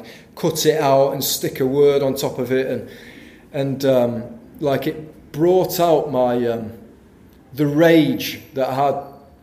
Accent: Yorkshire and the Humber, United Kingdom; I'm from Yorkshire

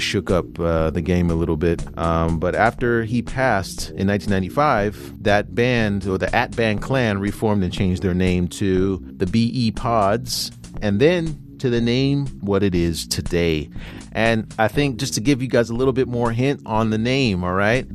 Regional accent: United States; we're from the United States

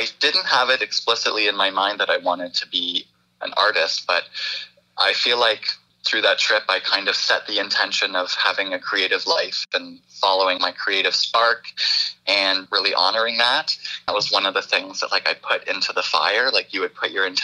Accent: Brampton, Ontario, Canada; now in Orangeville, Canada; I grew up in Brampton

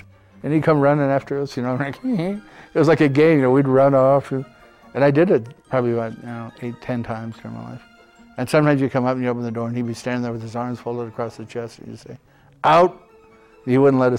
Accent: Helena, Montana, United States; also born or lived in Seattle, Washington; I was born out in Harborview Hospital out in Seattle. And then my dad was discharged from the Navy, so they came back to Helena. And I grew up there

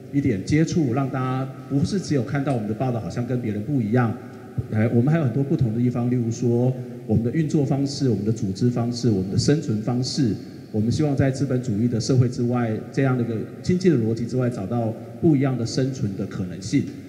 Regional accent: Kaohsiung, Taiwan; 因为我是高雄人

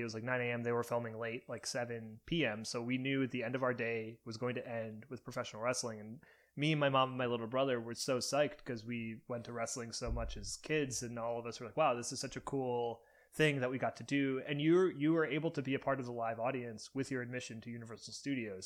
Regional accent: Cleveland, Ohio, United States; my hometown of Cleveland, Ohio

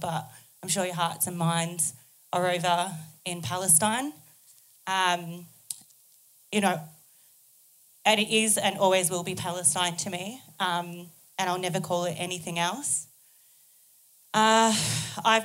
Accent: Melbourne, Victoria, Australia; moved away as an adult; now in Sydney, Australia; I'm Gunai and Gundijmara from so-called Victoria. I grew up in Naam

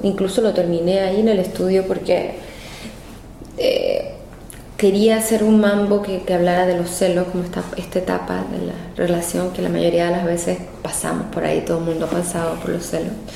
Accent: Viña del Mar, Valparaíso, Chile; accent: Chilean; moved away as an adult; now in Mexico; mi acento, aún mantengo eh, mi acento chileno eh, viví hasta los 23 años en Chile, entonces me siento muy, eh, muy de, más que nada de Viña del Mar, de Valparaíso, que es mi región, eh, que es donde crecí.

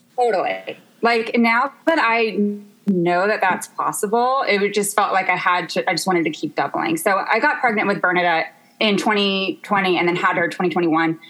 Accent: Memphis, Tennessee, United States; moved away as an adult; now in Los Angeles, United States; I'm from Memphis, Tennessee, and I actually have lived in Los Angeles for four years.

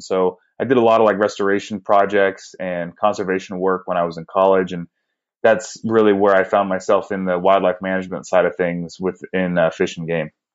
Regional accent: Northern California, United States; moved away as an adult; now in Arizona, United States; I grew up in Northern California, born and raised

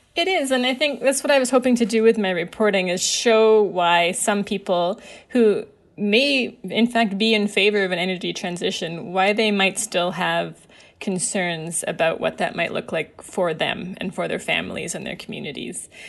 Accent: Alberta, Canada; I grew up in Alberta

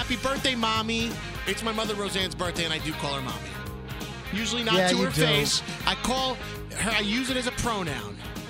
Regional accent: New York City, New York, United States; Well, I'm from Brooklyn

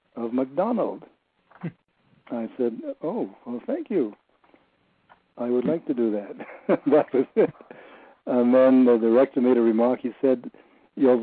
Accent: Trinidad & Tobago; moved away; also born or lived in New York; I'm probably the only one from Trinidad

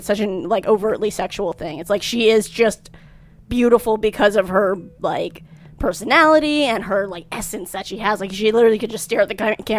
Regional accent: Louisiana, United States; I'm from Louisiana.

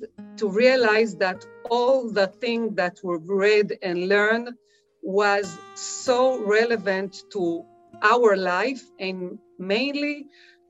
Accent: Israel; I was born in the Israeli periphery. We called it Moshav Olim, Moshav settlement

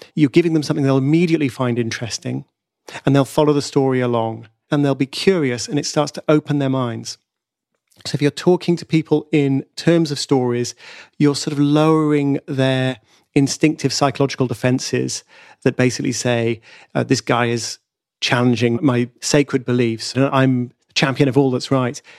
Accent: United Kingdom; I'm a Brit

